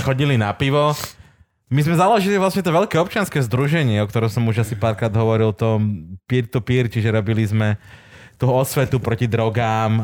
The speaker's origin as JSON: {"language": "Slovak", "region": "Tatras", "country": "Slovakia", "said": "u nás v Tatranských Tatrách"}